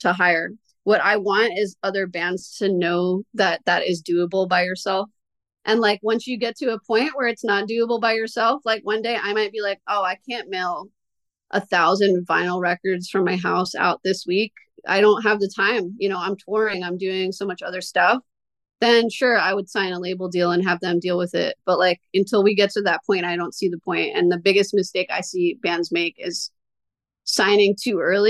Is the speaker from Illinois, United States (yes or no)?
no; Lancaster, Pennsylvania, United States; We're from Lancaster.